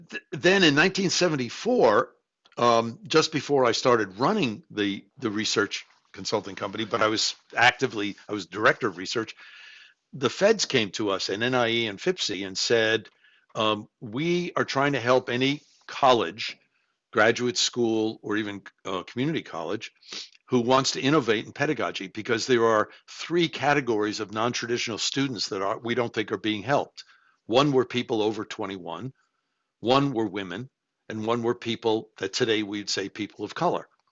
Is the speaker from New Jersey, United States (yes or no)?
no; New York City, New York, United States; I grew up in New York City.